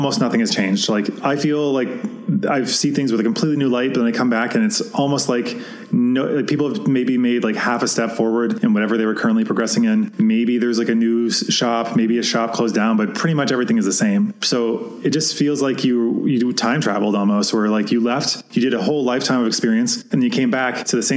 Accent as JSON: {"language": "English", "country": "Canada", "said": "a Canadian in my own country"}